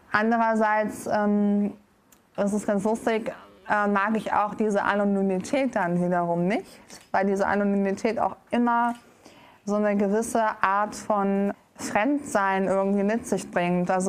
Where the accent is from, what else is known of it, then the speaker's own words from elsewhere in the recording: Düsseldorf, North Rhine-Westphalia, Germany; Genau, ich bin in Düsseldorf geboren und aufgewachsen.